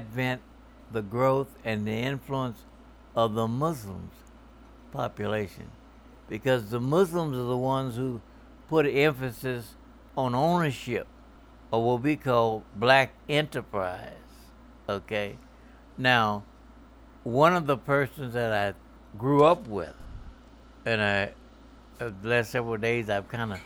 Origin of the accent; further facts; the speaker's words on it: Baton Rouge, Louisiana, United States; Right here in Baton Rouge, Louisiana at 854 South 12th Street in Baton Rouge